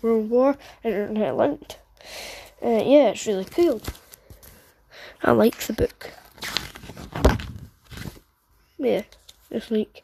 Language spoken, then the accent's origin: English; Edinburgh, Scotland, United Kingdom; I was born in Edinburgh, United Kingdom, where I reside, growing up, and still live